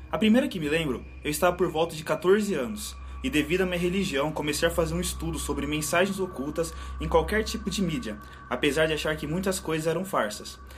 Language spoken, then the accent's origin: Portuguese; Belo Horizonte, Minas Gerais, Brazil; Tenho 23 anos e sou de BH, Minas Gerais.